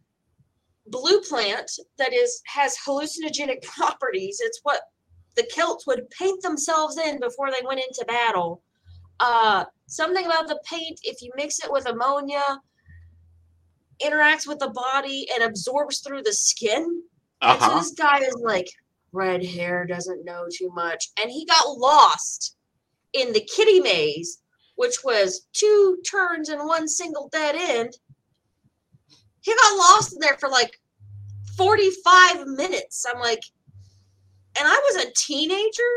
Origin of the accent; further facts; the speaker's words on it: West Virginia, United States; I was 6 years old when we moved from Virginia to West Virginia, because that's where my dad grew up